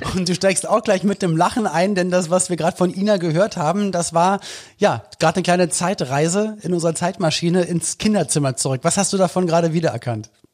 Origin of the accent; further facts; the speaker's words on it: Berlin, Germany; bei uns in Berlin-Spandau damals